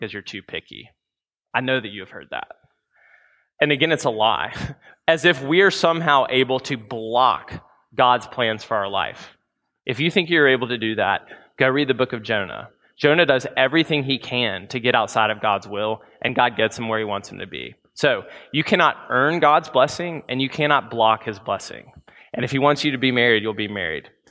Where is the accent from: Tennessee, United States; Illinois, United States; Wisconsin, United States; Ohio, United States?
Tennessee, United States; Memphis; growing up in Memphis, Tennessee